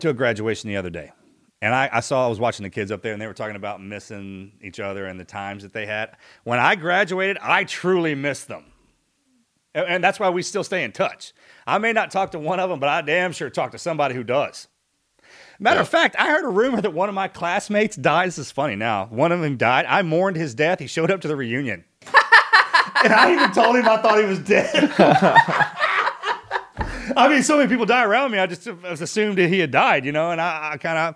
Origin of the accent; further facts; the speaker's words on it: Willis, Texas, United States; I grew up in Willis, Texas, and it's world famous, and I had the best childhood.